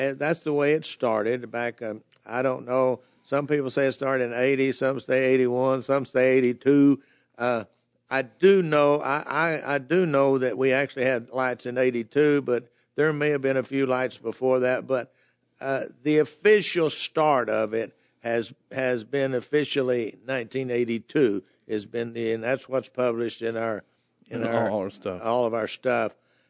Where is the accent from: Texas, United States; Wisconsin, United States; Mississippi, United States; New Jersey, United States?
Texas, United States; Dallas; I grew up in the Dallas area, which actually is a town, is part of the Dallas metropolitan area now.